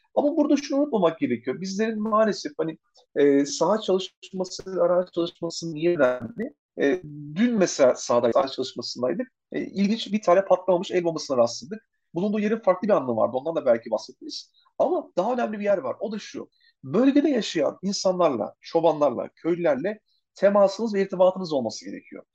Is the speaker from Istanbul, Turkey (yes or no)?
no; Çanakkale, Turkey; ben kendime Çanakkale'liyim